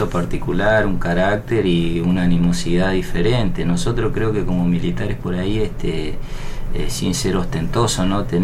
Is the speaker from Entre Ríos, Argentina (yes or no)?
no; Resistencia, Chaco, Argentina; Eh, bueno, yo soy oriundo de Resistencia Chaco, del litoral.